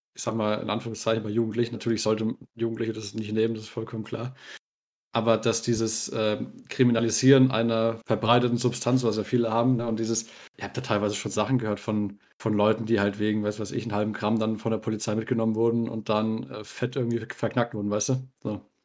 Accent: Bavaria, Germany; wir sind ja aus Bayern

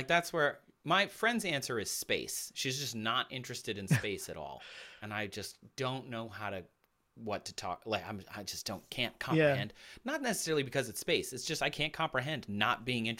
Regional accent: Midwest, United States; You know, I grew up in the Midwest, so hockey is a big deal there.

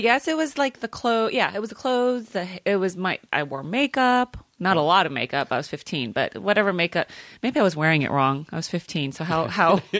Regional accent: California, United States; also born or lived in Manila, Philippines; I grew up in California

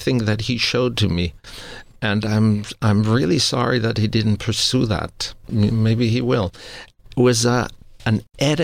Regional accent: Austria; moved away; I grew up Roman Catholic because I grew up in Austria.

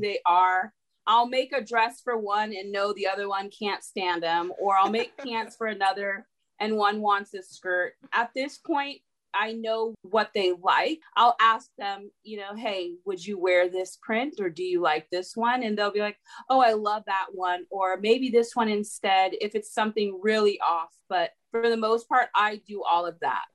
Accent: California, United States; now in Atlanta, United States; I was actually born and raised in California

